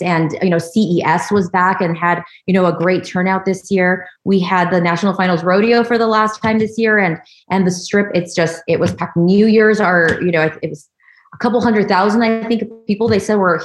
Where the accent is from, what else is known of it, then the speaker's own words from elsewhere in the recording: Hacienda Heights, California, United States; moved away as an adult; also born or lived in Monterey Park, California; now in Las Vegas, United States; born and raised in Southern California, I grew up in a little town about 20 minutes east of LA called Hacienda Heights